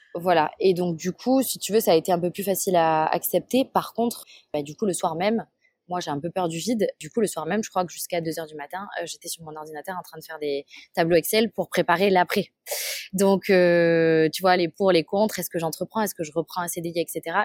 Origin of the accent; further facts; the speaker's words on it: Toulouse, Occitania, France; j'ai grandi à Toulouse